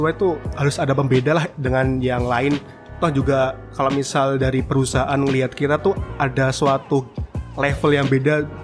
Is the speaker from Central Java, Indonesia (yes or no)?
no; Bantul, Special Region of Yogyakarta, Indonesia; uh, aku sendiri asli Jogja, tempatnya di Bantul.